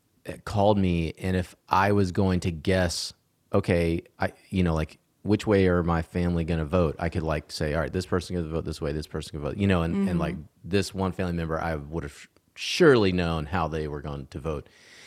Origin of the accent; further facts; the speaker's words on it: Georgia, United States; moved away; I miss my home state. I've lived in Texas yeah. now for a long time, and I always love Georgia.